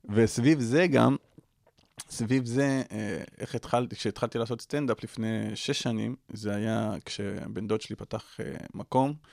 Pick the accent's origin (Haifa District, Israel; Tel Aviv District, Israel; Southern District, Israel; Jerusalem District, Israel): Southern District, Israel; Ashdod; also born or lived in Beersheba; ואז אשדוד, ומאז עד עכשיו אשדוד, אחי.